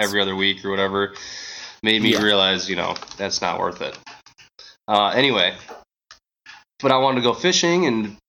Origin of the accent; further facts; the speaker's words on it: Minnesota, United States; also born or lived in Australia; growing up in Minnesota is the weather affects the fishing here